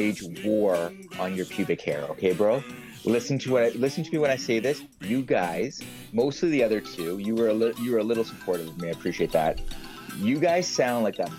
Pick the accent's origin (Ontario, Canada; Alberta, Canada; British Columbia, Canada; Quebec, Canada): Ontario, Canada; Mississauga; I grew up in Streetsville, in Mississauga, and it's actually one of Canada's or Ontario's oldest little towns